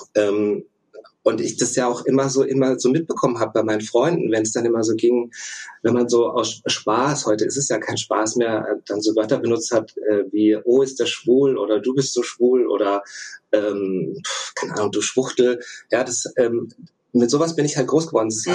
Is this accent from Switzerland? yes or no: no; Russia; moved away; ich bin in Russland geboren, beide Elternteile ähm, sind russisch